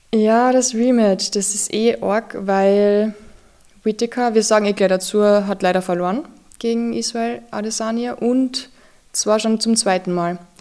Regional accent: Austria; als Österreicher

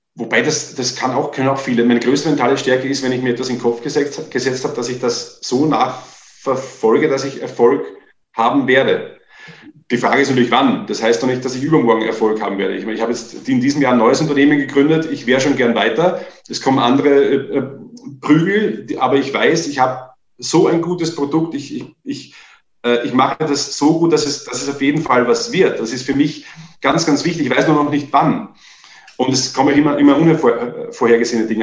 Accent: Vienna, Austria; moved away as an adult; now in Germany; Ich war zwei Tage in Deutschland als Österreicher

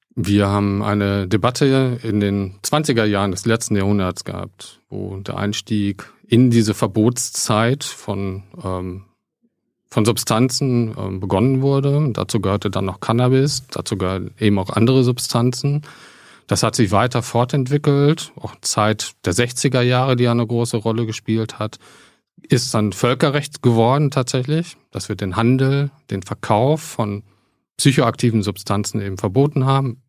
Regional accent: near Paderborn, North Rhine-Westphalia, Germany; now in Berlin, Germany; aufgewachsen in, in der Nähe von Paderborn

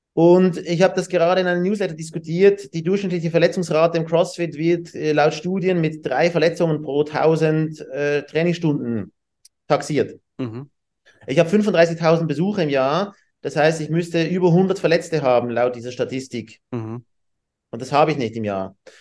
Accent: Switzerland; wir haben diese Swiss Team Challenge bei uns in der Schweiz

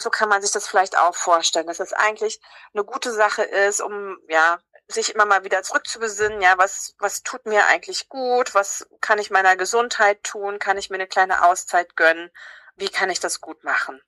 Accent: Havelland, Brandenburg, Germany; ich komme aus dem Havelland

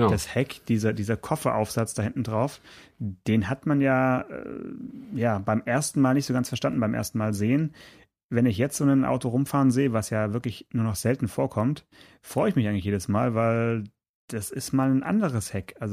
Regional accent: United States; German is a second language; Amerikaner, but uh, of course ich arbeite in Italien, aber ähm, naja, jetzt ich bin gerade in, in meiner Heimat.

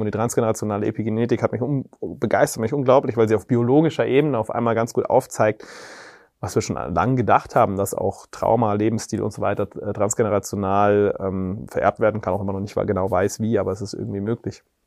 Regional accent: Reichersbeuern, Bavaria, Germany; ich bin bei dort in Reichersbeuern aufgewachsen

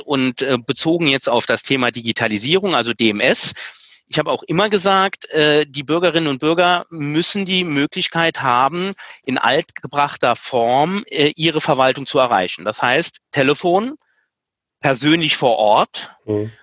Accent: Saarland, Germany; bei uns im Saarland

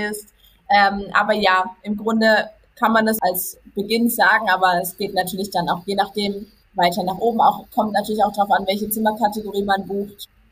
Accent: Karlsruhe area, Baden-Württemberg, Germany; Ich komme aus dem Karlsruher Bereich

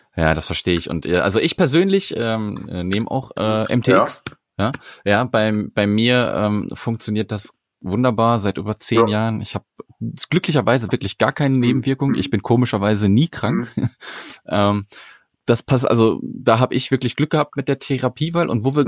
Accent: Sauerland, North Rhine-Westphalia, Germany; ich komme aus dem Sauerland und mein Rheumato, also ich bin am Rande mhm. des Sauerlands

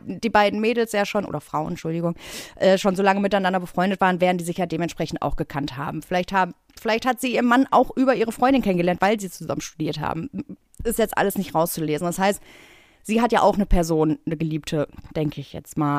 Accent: Bottrop, North Rhine-Westphalia, Germany; now in Berlin, Germany; ich komme aus Bottrop

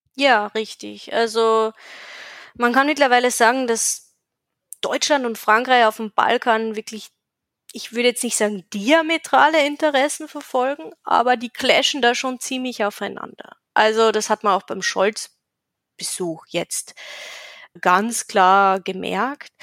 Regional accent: Carinthia, Austria; moved away as an adult; now in Albania; ich bin aus Kärnten

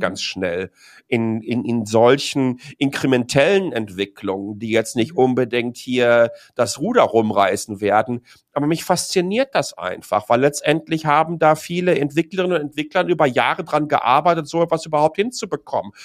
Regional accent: Dortmund, North Rhine-Westphalia, Germany; moved away as an adult; now in Taipei, Taiwan; ich bin in Dortmund geboren

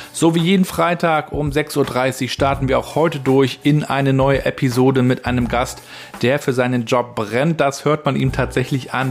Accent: Rostock, Mecklenburg-Vorpommern, Germany; den hatten wir im Intershop gekauft in Rostock-Warnemünde

